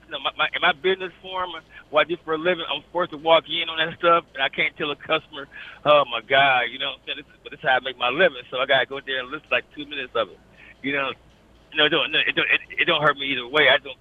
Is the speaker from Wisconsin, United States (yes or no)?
yes; Milwaukee, Wisconsin, United States; of course, I don't live in Milwaukee. I was raised in Milwaukee. I love Milwaukee.